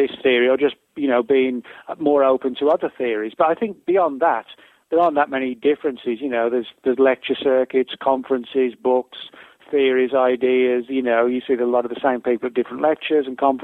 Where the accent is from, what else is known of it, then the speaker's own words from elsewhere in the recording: England, United Kingdom; moved away as an adult; now in United States; I live in the U.S. I've been here 12 years, but I'm originally from England.